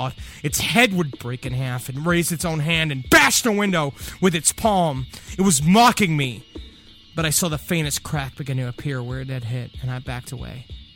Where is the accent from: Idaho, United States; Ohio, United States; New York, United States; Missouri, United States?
New York, United States; I was at my mom's, where I grew up in New York